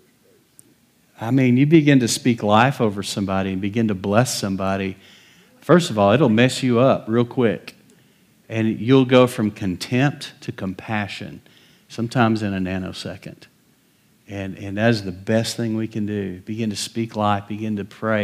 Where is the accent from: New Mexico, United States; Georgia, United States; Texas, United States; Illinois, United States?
Texas, United States; West; I grew up in West Texas.